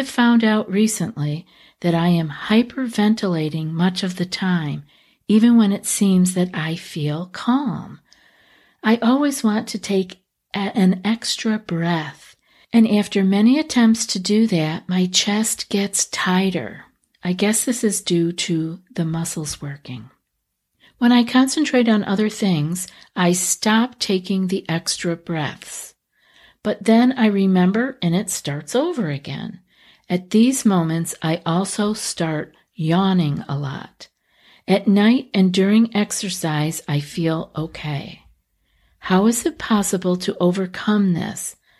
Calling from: Russia; I am from Russia. Unfortunately, they don't usually talk about such things here.

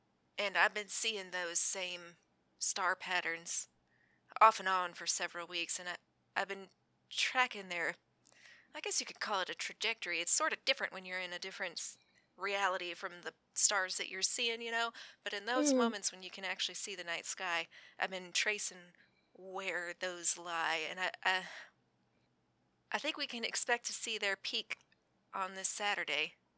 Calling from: Utah, United States; I'm calling you from Utah, so it's not like they can really send anyone to hurt me.

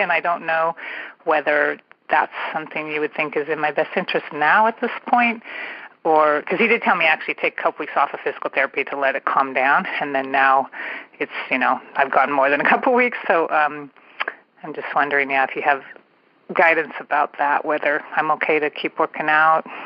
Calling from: San Francisco Bay Area, California, United States; I am calling from the San Francisco Bay Area

